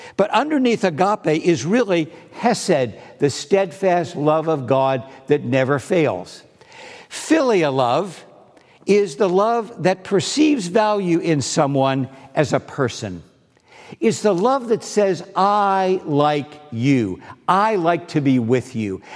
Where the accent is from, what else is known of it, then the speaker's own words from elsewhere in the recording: East Coast, United States; I was from the East Coast